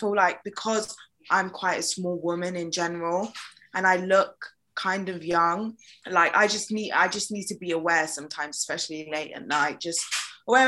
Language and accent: English; London, United Kingdom; I am a Londoner and this is my city